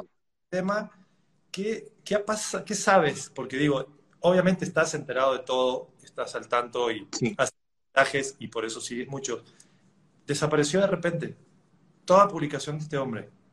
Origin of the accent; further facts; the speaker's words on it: Mendoza, Argentina; now in Mexico; yo nací en, en Mendoza, Argentina